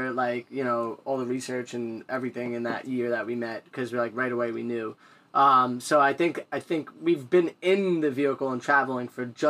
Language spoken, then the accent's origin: English; Illinois, United States